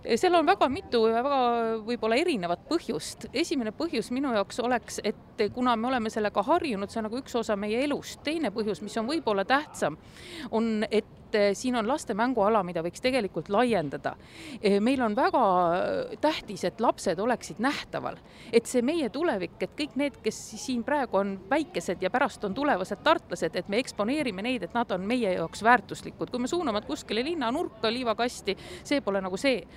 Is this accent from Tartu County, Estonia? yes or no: yes; Tartu, Tartu County, Estonia; mina kui tartlane